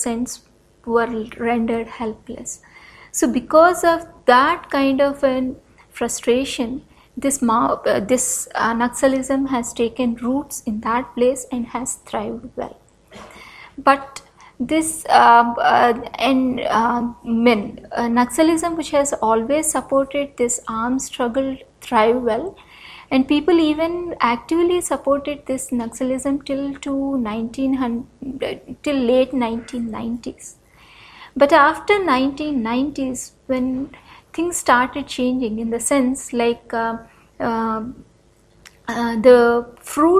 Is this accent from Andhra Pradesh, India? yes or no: yes; north coastal Andhra Pradesh, India; I come from Andhra Pradesh, or the north coastal region of Andhra Pradesh